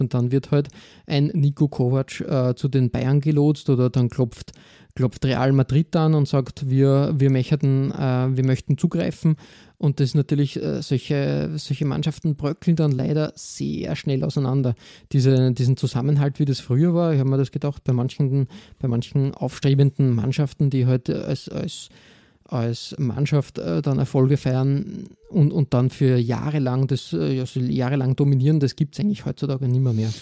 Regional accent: Austria; als Österreicher

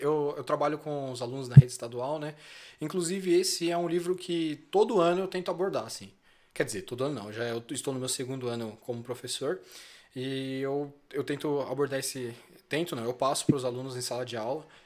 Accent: Brazil; com o meu cotidiano mesmo enquanto brasileiro

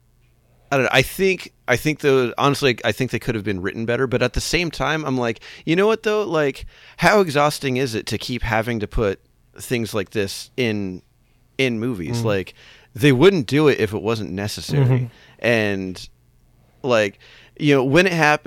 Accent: Los Angeles, California, United States; I grew up in the Los Angeles area

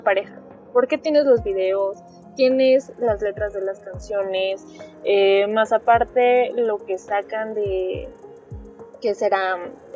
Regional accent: Mexico; como nosotras somos de, de México

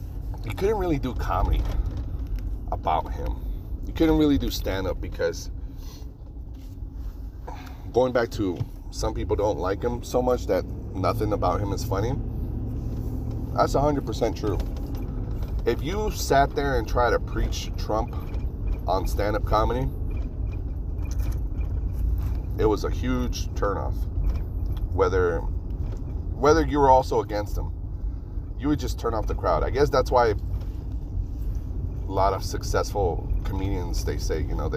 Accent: Reno, Nevada, United States; moved away; anytime I go back to Reno, I get to see all my local friends, all my childhood friends, my hometown

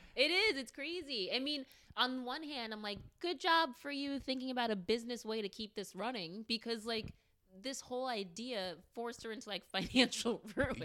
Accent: United States; I love being a African American. I love being American

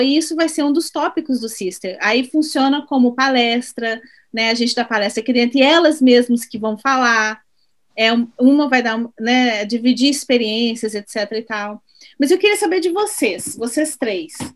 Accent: Belo Horizonte, Minas Gerais, Brazil; moved away; eu sou de BH também, mas moro é. fora

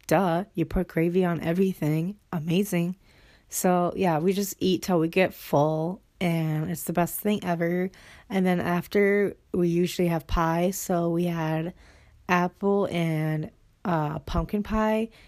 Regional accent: Minnesota, United States; moved away as an adult; I'm at my hometown right now. So, just chilling. I'm at my house that I grew up

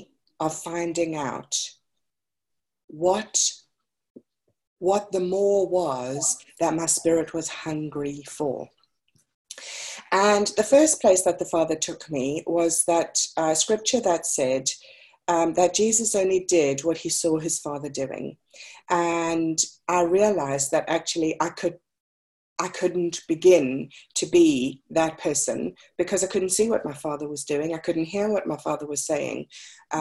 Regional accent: South Africa; I was born and raised in South Africa.

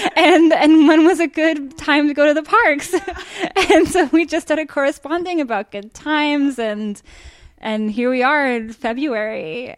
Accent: Miami, Florida, United States; I am a Florida native. I grew up in Miami.

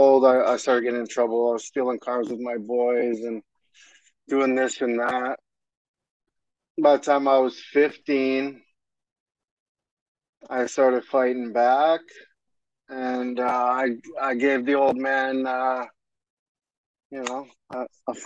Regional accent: Hamilton, Ontario, Canada; From Hamilton, Ontario, Canada. Born and raised. Been here my whole life

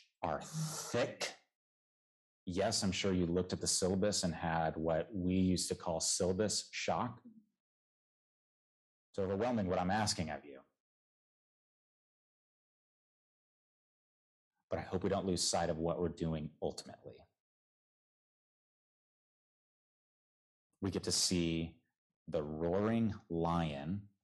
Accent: Southern California, United States; I am from the Lord's country, Southern California, the true South

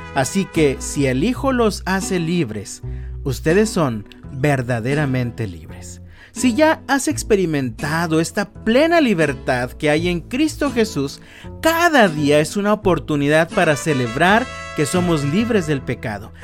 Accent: Mexico; disfrutamos como mexicanos

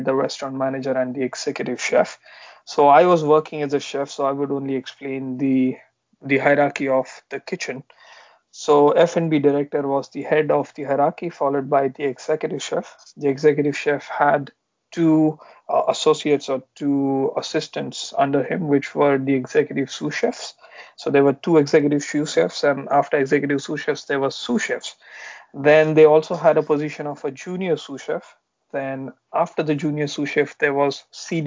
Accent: Pune, Maharashtra, India; moved away as an adult; also born or lived in London; I'm basically from Pune, which is close to Mumbai in India.

